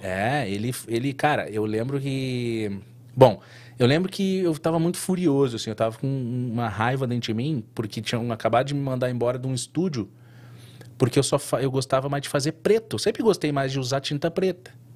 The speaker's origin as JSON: {"language": "Portuguese", "town": "São Borja", "region": "Rio Grande do Sul", "country": "Brazil", "also_born_or_lived": "Porto Alegre", "moved": "yes", "lives_now": "United States", "said": "eu vim do interior do Rio Grande do Sul. São Borja"}